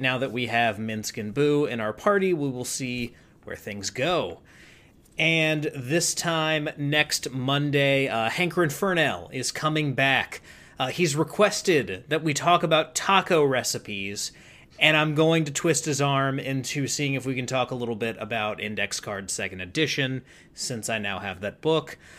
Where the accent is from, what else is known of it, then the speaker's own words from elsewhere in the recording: North Carolina, United States; I'm from North Carolina.